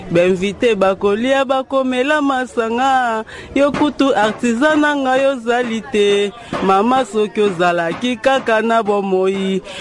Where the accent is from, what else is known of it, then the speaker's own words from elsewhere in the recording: Kinshasa, DR Congo; J'ai grandi à Matongé